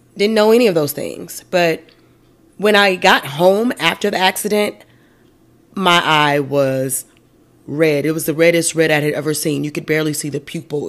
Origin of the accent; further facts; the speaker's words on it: United States; I'm American